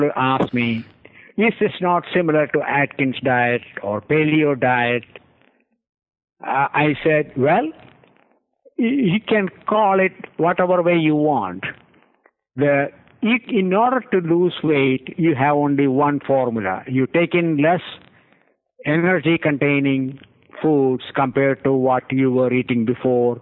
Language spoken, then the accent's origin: English; India; moved away; I grew up in India